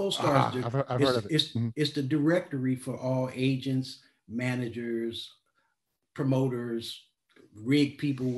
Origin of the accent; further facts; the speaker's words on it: Oakland, California, United States; moved away as an adult; also born or lived in New Jersey; that came from my hometown